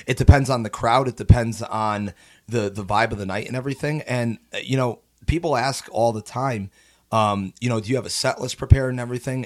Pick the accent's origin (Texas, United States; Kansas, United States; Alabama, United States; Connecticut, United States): Connecticut, United States; Naugatuck; also born or lived in Shelton, Connecticut / Ludlow, Vermont; Originally from Naugatuck, Connecticut